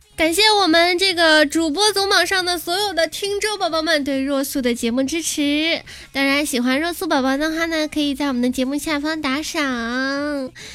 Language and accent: Chinese; China; 我们中国人